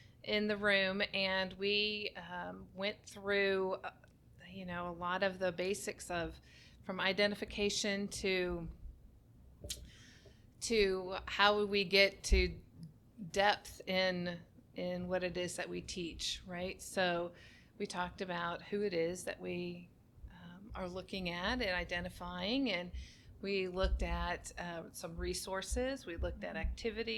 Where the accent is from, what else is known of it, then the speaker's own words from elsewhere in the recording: Cedar Rapids, Iowa, United States; now in Dallas, United States; I grew up in Cedar Rapids, Iowa